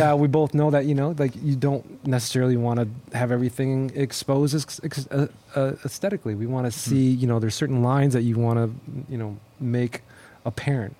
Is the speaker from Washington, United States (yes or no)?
no; Minnesota, United States; now in Houston, United States; I grew up in Minnesota, um, way up north, far from where we are right now in Houston, Texas